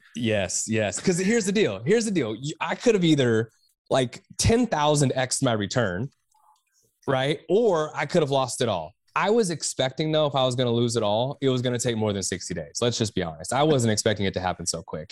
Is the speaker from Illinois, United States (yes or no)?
no; Texas, United States; I am from Texas